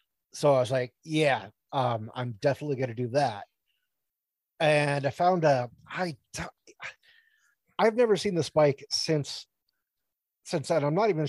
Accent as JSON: {"language": "English", "town": "Sunnyvale", "region": "California", "country": "United States", "tie": "born or raised there", "also_born_or_lived": "Massachusetts", "said": "so I grew up in Massachusetts like in my adolescence, but then my teenage years I grew up in California, in Sunnyvale, California."}